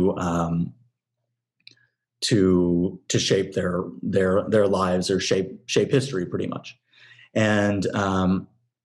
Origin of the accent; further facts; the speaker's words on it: San Francisco Bay Area, California, United States; moved away as an adult; now in Los Angeles, United States; I'm from the Bay Area